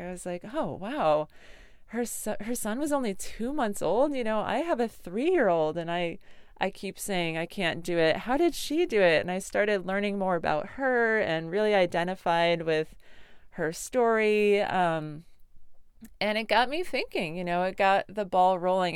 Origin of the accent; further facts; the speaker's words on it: Connecticut, United States; I grew up in Connecticut